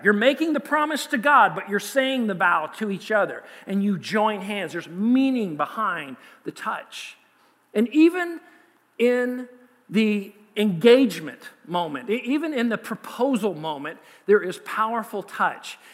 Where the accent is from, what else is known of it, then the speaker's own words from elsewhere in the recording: United States; we, as an American culture